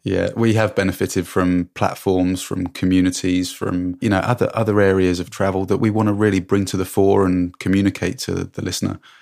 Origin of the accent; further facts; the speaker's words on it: England, United Kingdom; moved away as an adult; also born or lived in Hong Kong; now in Canada; When I came home from Hong Kong, it was never my plan to stay in England.